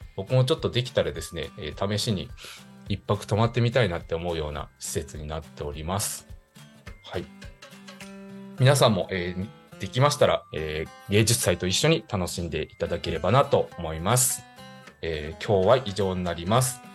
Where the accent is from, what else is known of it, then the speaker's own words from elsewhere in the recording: Higashikagawa, Kagawa, Japan; 地元香川県東香川市を深く愛する男